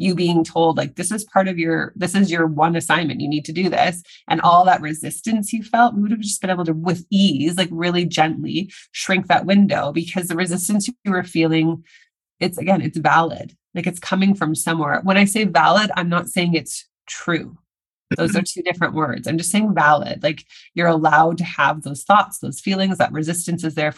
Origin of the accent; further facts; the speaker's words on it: Saskatchewan, Canada; now in Vancouver, Canada; I'm in Canada where I live doesn't get very cold, but I'm from Saskatchewan. Yes, Saskatchewan